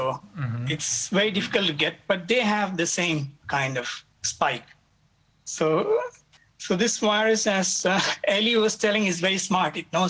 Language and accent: English; India; now in Japan; I'm from India